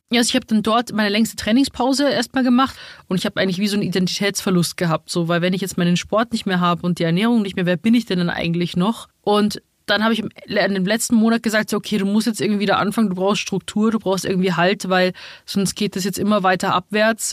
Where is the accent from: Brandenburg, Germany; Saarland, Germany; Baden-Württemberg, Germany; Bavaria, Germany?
Bavaria, Germany; Rosenheim; moved away as an adult; also born or lived in Munich; now in Berlin, Germany; ich bin halt in Rosenheim geboren, aufgewachsen und dann bin ich direkt nach München gezogen.